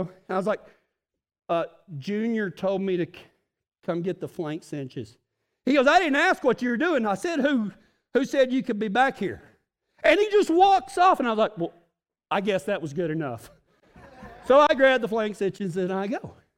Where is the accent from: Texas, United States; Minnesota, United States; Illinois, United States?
Texas, United States; West; I'm from West Texas